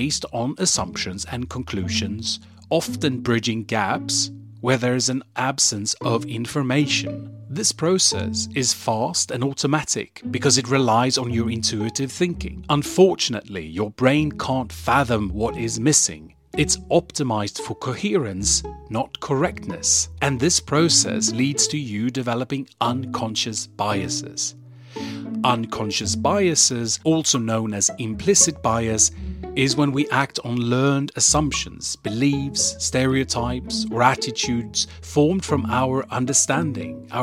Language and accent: English; Sweden; I was born and raised in Sweden